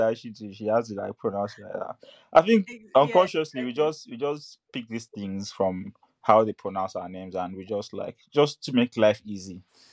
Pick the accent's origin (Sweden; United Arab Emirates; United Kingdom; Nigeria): Nigeria; first language English; moved away; I'm from Nigeria.